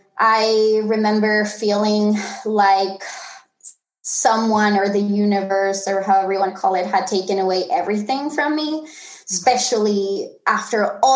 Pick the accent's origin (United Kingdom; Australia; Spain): Spain; Tenerife, Canary Islands; I was born and raised in the Canary Islands in Tenerife